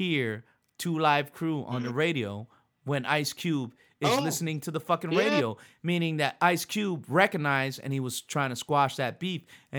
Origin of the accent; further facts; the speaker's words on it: Philadelphia, Pennsylvania, United States; born there; And I'm your older brother, but I was born in Philly.